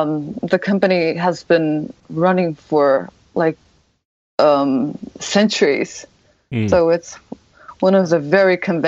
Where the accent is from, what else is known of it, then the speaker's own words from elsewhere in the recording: Japan; I am 100% Japanese for sure.